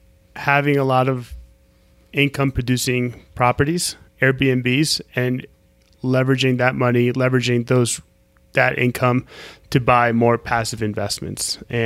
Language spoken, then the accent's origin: English; Colombia; I see ourselves having properties all over the country, in Florida, possibly even in Colombia, my home country